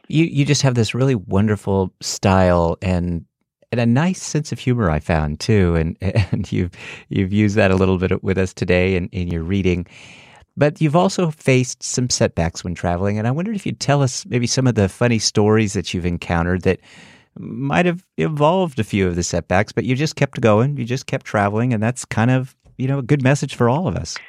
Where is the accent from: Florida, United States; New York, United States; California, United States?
California, United States; Northern; moved away; I'm from Northern California